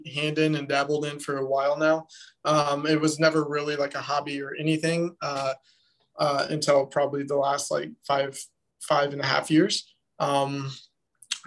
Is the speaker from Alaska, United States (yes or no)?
no; Lincoln, Nebraska, United States; moved away as an adult; now in Chicago, United States; I'm originally from Lincoln, Nebraska. Moved up here to Chicago about 3 years ago now